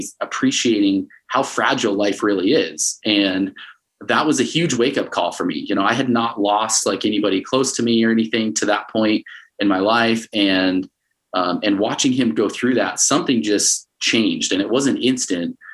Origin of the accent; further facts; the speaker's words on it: Connecticut, United States; moved away as an adult; also born or lived in Arizona / Utah; now in Salt Lake City, United States; I grew up mostly in Connecticut from fourth grade till I graduated high school